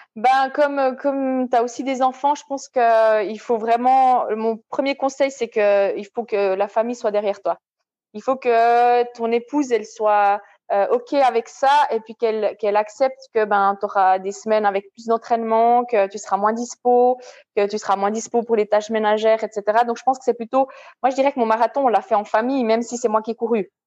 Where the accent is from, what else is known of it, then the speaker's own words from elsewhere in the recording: Switzerland; En tant que Suissesse